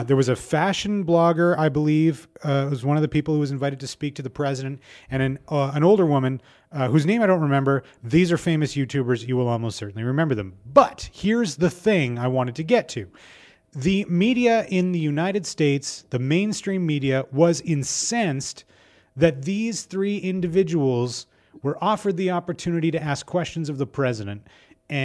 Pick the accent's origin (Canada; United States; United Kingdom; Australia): Canada; We're Canadian.